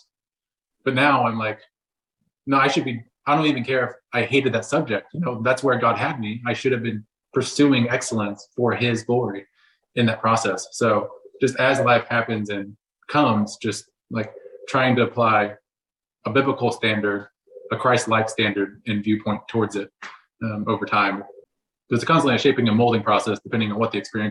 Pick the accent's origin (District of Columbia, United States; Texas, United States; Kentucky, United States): Texas, United States; moved away as an adult; now in Oklahoma City, United States; I was raised in Texas. Now I live in Oklahoma City